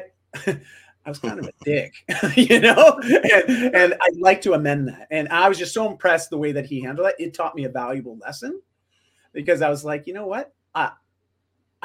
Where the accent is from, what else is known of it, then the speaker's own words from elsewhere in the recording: Canada; I'm just Canadian